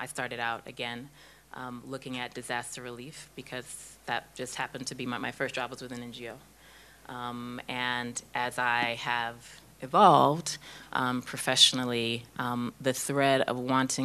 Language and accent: English; Houston, Texas, United States; moved away as an adult; now in Kenya; So I grew up in Houston.